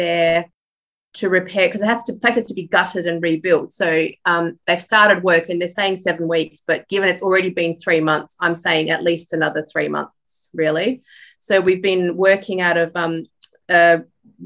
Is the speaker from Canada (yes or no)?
no; Perth, Western Australia, Australia; born or raised there; accent: Australian; also born or lived in Poland